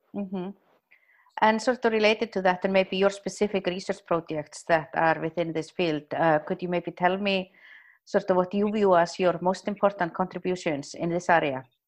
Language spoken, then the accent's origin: English; Iceland; moved away; here in Iceland